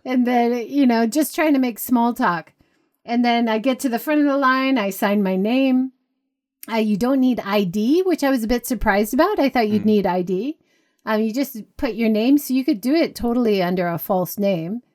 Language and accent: English; Hawaii, United States; moved away; I grew up in Hawaii.